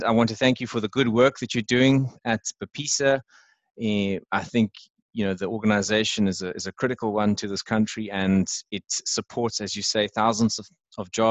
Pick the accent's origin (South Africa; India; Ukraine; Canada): South Africa; I am a South African, so people who are listening to this podcast will know that I'm a South African.